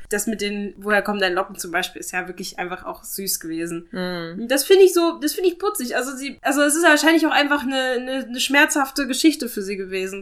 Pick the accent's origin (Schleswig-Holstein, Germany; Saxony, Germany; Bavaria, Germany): Saxony, Germany; ich als halbe Thüringerin, mhm. die in Sachsen aufgewachsen ist